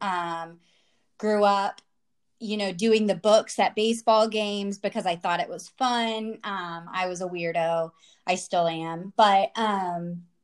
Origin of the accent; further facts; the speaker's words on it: Corpus Christi, Texas, United States; moved away as an adult; also born or lived in Missouri; I'm from Corpus Christi, Texas. So I grew up on the Gulf Coast.